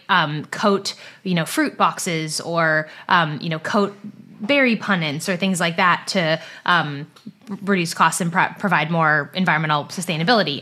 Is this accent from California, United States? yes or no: yes; Silicon Valley, California, United States; moved away as an adult; also born or lived in East Coast of the US; I grew up in Silicon Valley in California, about ten minutes from where Google is based